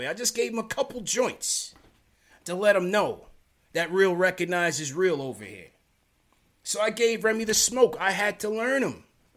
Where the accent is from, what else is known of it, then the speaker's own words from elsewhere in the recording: New York City, New York, United States; also born or lived in Canarsie, Brooklyn; I was born in Flatbush, Brookdale Hospital. I used to live down there by the Junction